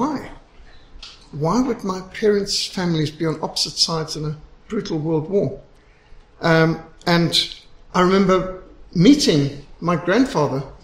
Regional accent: Zimbabwe; I was brought up in Rhodesia.

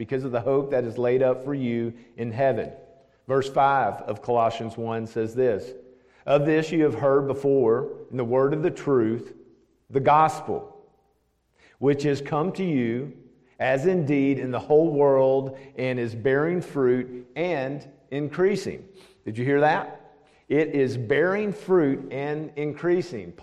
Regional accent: Nashville, Tennessee, United States; also born or lived in Knoxville / Franklin; now in Smyrna, United States; I'm from right here, believe it or not. I'm an old Nashvilleian. I've been here for over 50 years. I grew up in South Nashville

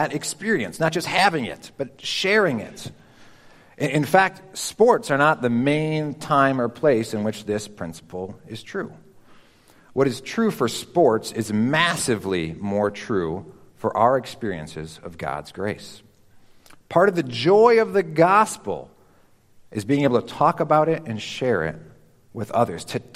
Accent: Chicago, Illinois, United States; moved away; I grew up in Chicagoland

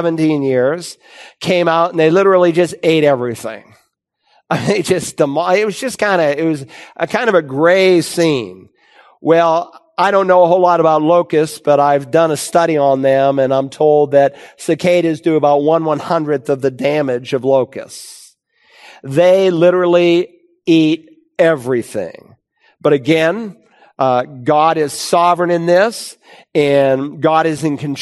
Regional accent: Worcester, Massachusetts, United States; moved away as an adult; I grew up in Worcester, Massachusetts, and I left home to become a campus pastor in 1978

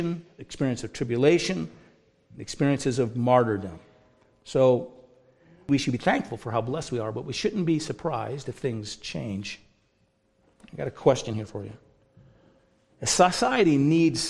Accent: United States; also born or lived in Canada

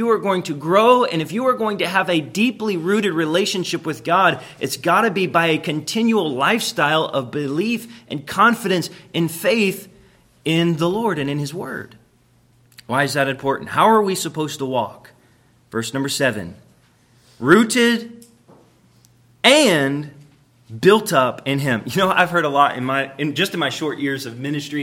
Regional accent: Florida, United States; I was raised in Florida

